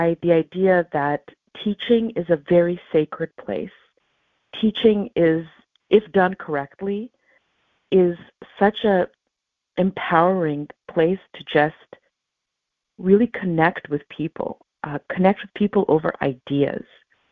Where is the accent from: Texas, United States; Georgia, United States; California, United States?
California, United States; Los Angeles; also born or lived in Ukraine; we came to Los Angeles, to Southern California. And I was 6 years old